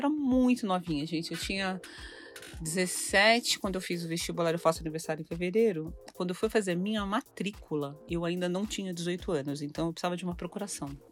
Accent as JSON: {"language": "Portuguese", "region": "São Paulo", "country": "Brazil", "tie": "born or raised there", "also_born_or_lived": "Ribeirão Preto", "said": "Eu sou nascida em São Paulo, mas é, meus pais mudaram para Ribeirão Preto quando eu estava na sétima série."}